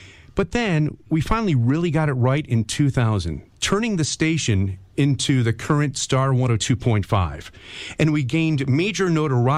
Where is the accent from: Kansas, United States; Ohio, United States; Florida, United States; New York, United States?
New York, United States; Hornell; growing up in Hornell, New York